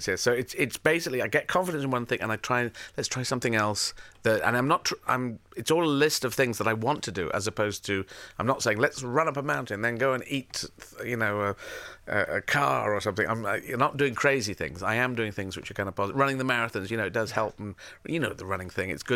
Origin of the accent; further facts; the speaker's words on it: Yemen; moved away; I was born in Yemen.